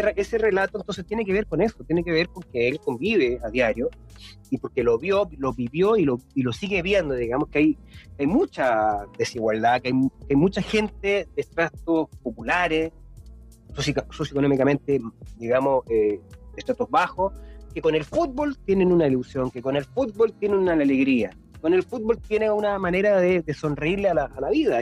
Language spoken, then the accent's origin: Spanish; Chile; todos los que somos chilenos